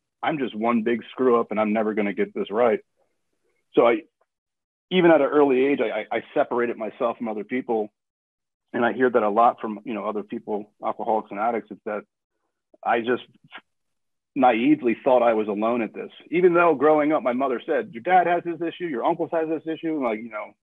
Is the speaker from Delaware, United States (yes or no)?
yes; Wilmington, Delaware, United States; also born or lived in Florida; now in Gilbert, United States; I'm originally from Wilmington, Delaware.